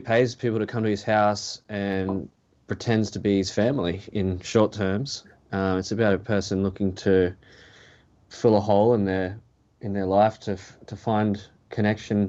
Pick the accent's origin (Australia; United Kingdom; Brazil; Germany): Australia; Gold Coast, Queensland; growing up on the Gold Coast